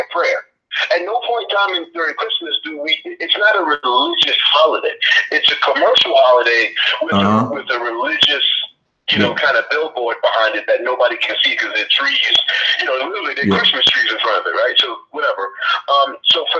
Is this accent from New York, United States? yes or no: yes; New York City, New York, United States; I grew up in New York City